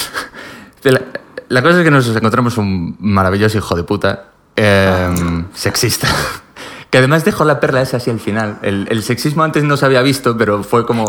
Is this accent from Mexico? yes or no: no; Pontevedra, Galicia, Spain; moved away; En Pontevedra, que es de donde soy yo